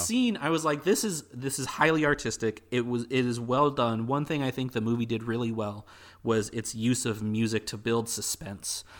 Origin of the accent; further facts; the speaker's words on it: United States; being an American person